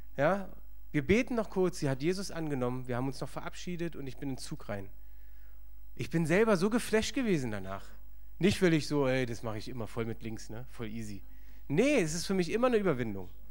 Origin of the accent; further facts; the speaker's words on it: Berlin, Germany; ich bin im Osten aufgewachsen, Ostberlin